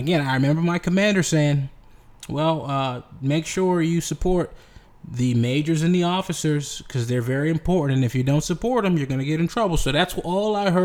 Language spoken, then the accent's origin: English; United States; I'm an American